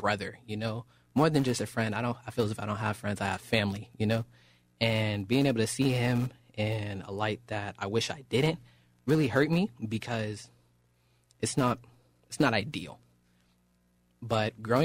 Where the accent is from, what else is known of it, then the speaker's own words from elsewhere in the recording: Oakland, California, United States; now in Rancho Cordova, United States; born and raised in Oakland, California